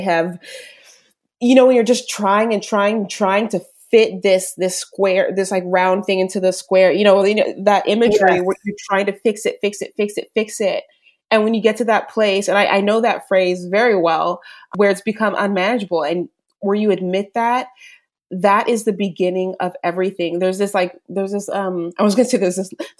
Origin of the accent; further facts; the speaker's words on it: United States; being raised an American too